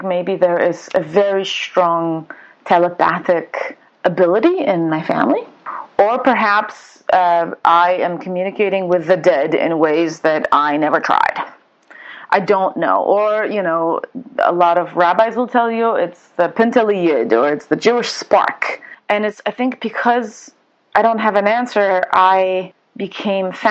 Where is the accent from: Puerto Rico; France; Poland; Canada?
Poland; Wrocław, Lower Silesian Voivodeship; first language Polish; English is a second language; moved away as an adult; also born or lived in Israel; now in United States; Polishness is my upbringing, my first language. I'm speaking to you from my hometown where everything began. I'm in Wrocław.